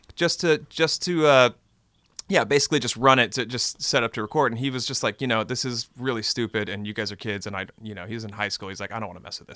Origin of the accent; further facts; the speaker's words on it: Texas, United States; now in Austin, United States; I grew up in Texas